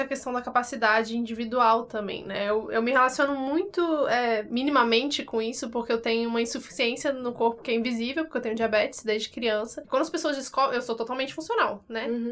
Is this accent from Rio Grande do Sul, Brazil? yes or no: no; Brasília, Federal District, Brazil; now in São Paulo, Brazil; que vem de outra cidade, eu sou de Brasília